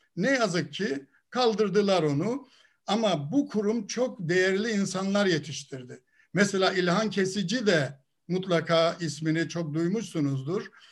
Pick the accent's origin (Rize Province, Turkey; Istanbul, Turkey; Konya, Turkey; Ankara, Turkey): Rize Province, Turkey; Ardeşen; also born or lived in İzmir; Ben Rize'nin Ardeşen ilçesinde dünyaya geldim. Ailem kalabalık bir aileydi.